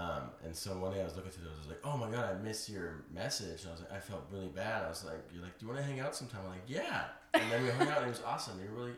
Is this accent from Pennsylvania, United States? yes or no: yes; Pennsylvania, United States; I'm from Pennsylvania.